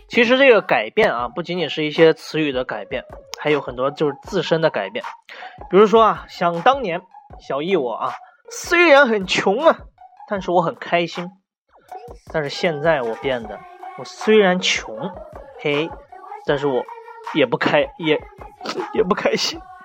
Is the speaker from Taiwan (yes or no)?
no; China; 我们中国人